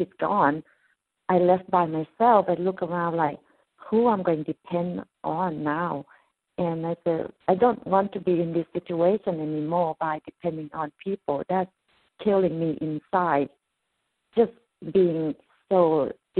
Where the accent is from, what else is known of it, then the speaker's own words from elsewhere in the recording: Thailand; English is a second language; moved away as an adult; I come from Thailand and I don't have opportunity or second chance to go back to school to learn English